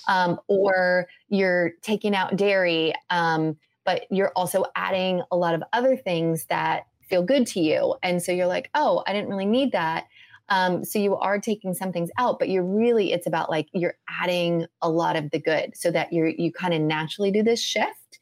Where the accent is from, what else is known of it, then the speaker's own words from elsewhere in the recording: Midwest, United States; moved away; also born or lived in California; I grew up in the Midwest